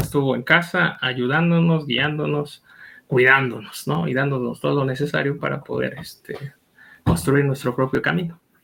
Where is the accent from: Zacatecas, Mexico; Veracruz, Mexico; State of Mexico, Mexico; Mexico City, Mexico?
State of Mexico, Mexico; moved away as an adult; also born or lived in Lolotla, Hidalgo / Chalco, State of Mexico; now in Pachuca, Mexico; por cuestiones de, del trabajo de mi papá migramos y este, yo crecí en el Estado de México.